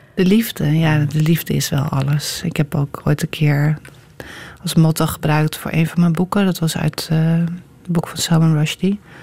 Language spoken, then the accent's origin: Dutch; Amsterdam, North Holland, Netherlands; moved away as an adult; now in Utrecht, Netherlands; Ik ben ook geboren in Amsterdam